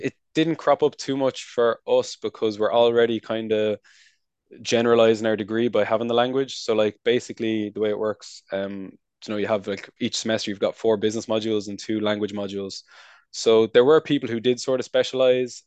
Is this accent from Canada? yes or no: no; Wicklow, Leinster, Ireland; moved away as an adult; also born or lived in Nantes, France; now in Paris, France; I'm from Wicklow